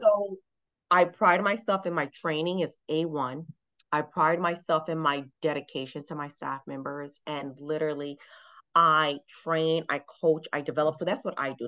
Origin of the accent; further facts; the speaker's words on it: Miami, Florida, United States; moved away as an adult; now in Atlanta, United States; I'm from Miami, Florida. And I've been living here in Atlanta now for uh, almost 10 years.